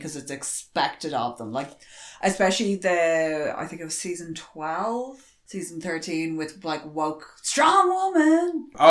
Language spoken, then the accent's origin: English; Ireland; we're Irish